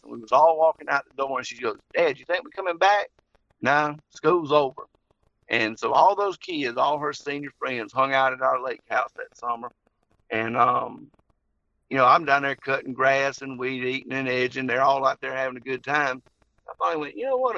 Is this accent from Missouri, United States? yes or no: no; Henry County, Georgia, United States; born or raised there; also born or lived in Jackson, Georgia